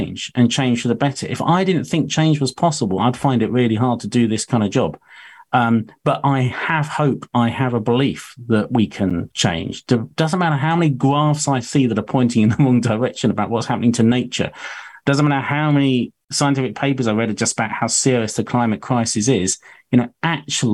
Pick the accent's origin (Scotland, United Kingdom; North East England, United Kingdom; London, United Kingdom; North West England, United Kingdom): London, United Kingdom; Hornchurch; also born or lived in Rainham, Essex; I was born in Raynham in Essex, and then actually grew up in Hornchurch.